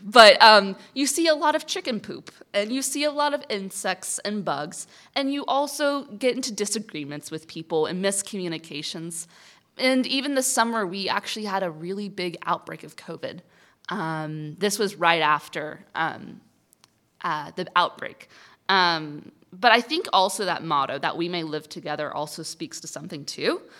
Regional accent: Kansas, United States; I'm from Kansas

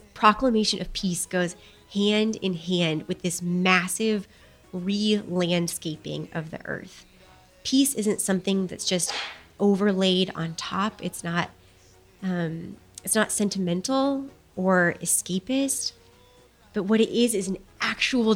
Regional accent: Chicago, Illinois, United States; I grew up in Chicago, and a lot of my childhood was spent walking out on a winter morning

